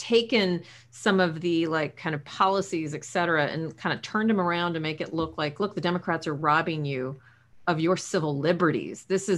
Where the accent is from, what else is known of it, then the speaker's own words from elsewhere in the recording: San Antonio, Texas, United States; There was this movement in San Antonio, my hometown, San Antonio, Texas, over Thanksgiving